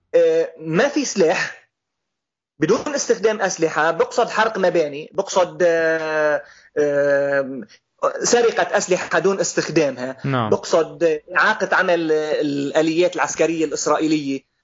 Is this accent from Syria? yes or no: yes; Golan Heights, Syria; نحن سوريين